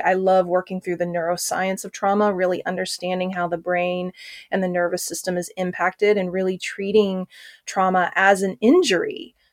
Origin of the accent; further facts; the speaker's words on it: Oklahoma, United States; growing up in Oklahoma, when I was five years old